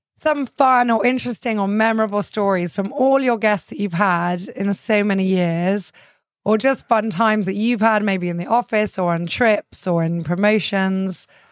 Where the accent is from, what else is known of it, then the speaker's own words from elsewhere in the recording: England, United Kingdom; now in Cyprus; I grew up in England